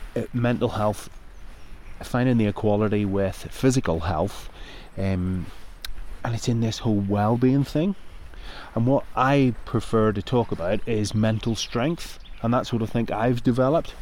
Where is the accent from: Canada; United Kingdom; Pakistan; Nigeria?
United Kingdom; Northern Ireland; moved away; growing up in Northern Ireland